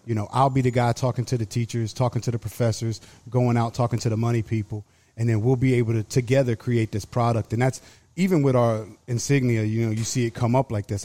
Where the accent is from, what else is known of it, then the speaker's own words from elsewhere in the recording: Halifax County, Southern Virginia, United States; moved away as an adult; also born or lived in Arizona / Florida; I grew up in Southern Virginia, uh, on a big, like, tobacco farm